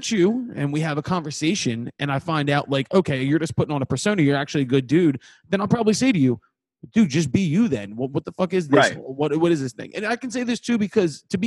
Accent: Philadelphia, Pennsylvania, United States; I'm a dickhead from Northeast Philadelphia

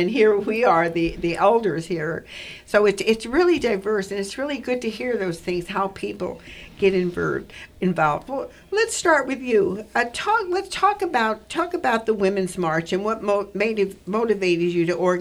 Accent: California, United States; I'm also a native Californian

